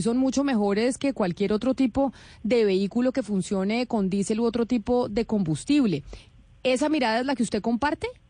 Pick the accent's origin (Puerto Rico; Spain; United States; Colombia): Colombia; uno como colombiano